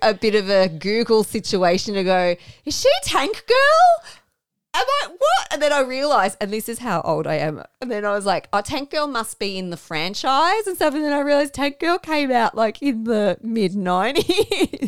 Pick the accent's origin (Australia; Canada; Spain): Australia; as an Australian